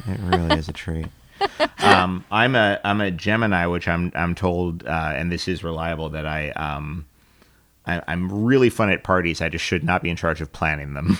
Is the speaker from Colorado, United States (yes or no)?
no; New York City, New York, United States; I am actually from Queens